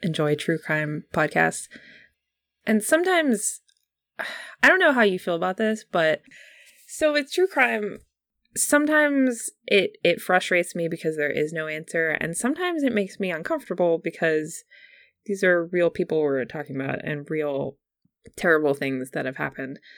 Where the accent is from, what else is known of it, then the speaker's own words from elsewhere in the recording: United States; accent: very American; my accent is very, very American